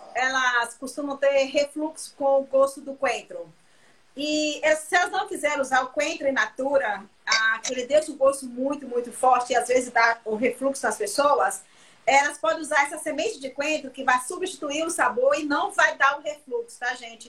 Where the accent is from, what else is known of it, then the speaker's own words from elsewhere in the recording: Canavieiras, Bahia, Brazil; also born or lived in Mascote, Bahia; Eu sou da região de Canavieiras, né? Eu, eu nasci em uma ah, fazenda que chama. É, ah, eu nasci numa, numa fazenda no distrito de Mascote